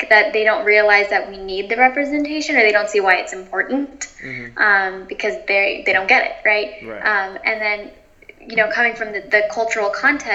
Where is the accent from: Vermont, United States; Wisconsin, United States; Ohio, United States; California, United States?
California, United States; moved away as an adult; now in New York City, United States; I am originally from California